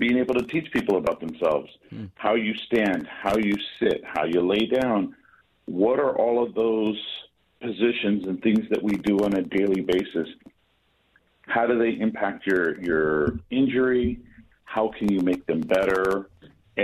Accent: San Francisco, California, United States; also born or lived in Hercules, California; So I grew up in San Francisco in the Bay Area and moved to a small city called Hercules.

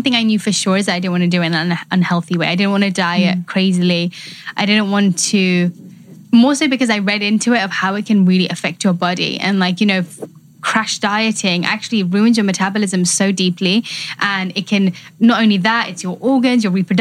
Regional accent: London, United Kingdom; I grew up in London, but I have an Indian background.

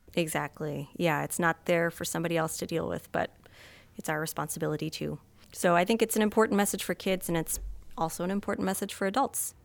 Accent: Vermont, United States; moved away; growing up in Vermont, we had Green Up Day

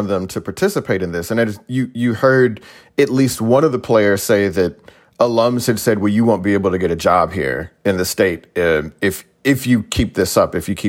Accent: the South, United States; I'm from the South.

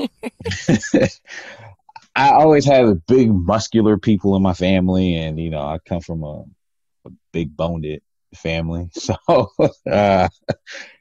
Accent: East Palo Alto, California, United States; where I grew up in East Palo Alto

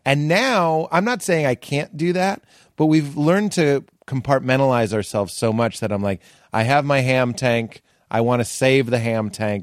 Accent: Boston, Massachusetts, United States; moved away; I'm from Boston

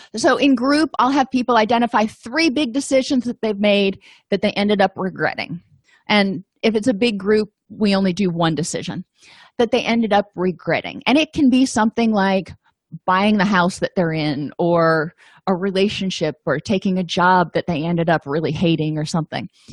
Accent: the South, United States; I'm from the South

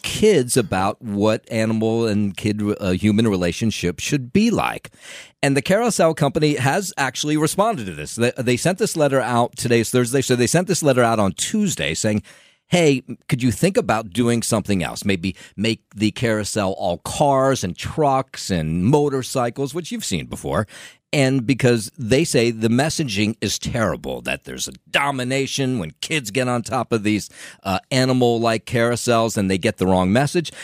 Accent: Trenton, New Jersey, United States; I grew up in Trenton, and, uh, Trenton, if you're not familiar, is the capital city of New Jersey

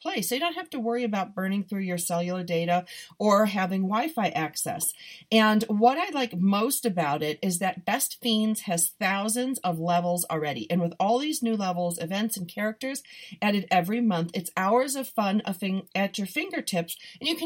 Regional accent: Buffalo, New York, United States; I'm from Buffalo

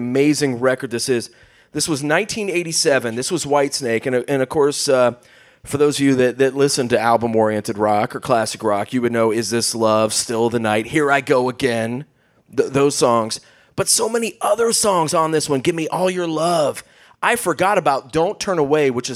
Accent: Southeastern Ohio, United States; where I grew up down in Southeastern Ohio

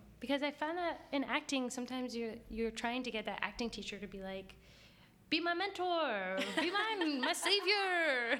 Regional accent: Jersey City, New Jersey, United States; Like, I was from Jersey City. It's like, what?

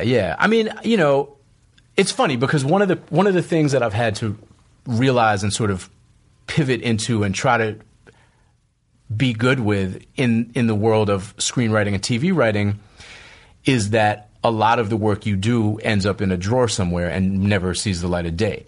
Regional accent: Boston, Massachusetts, United States; moved away as an adult; also born or lived in New York / West Coast; I grew up in Boston, which is a very segregated city

